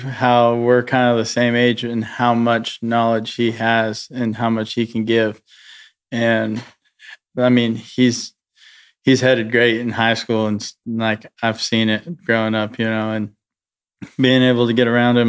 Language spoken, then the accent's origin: English; Cody, Wyoming, United States; I grew up around Cody, high school rodeo, and junior rodeo and stuff.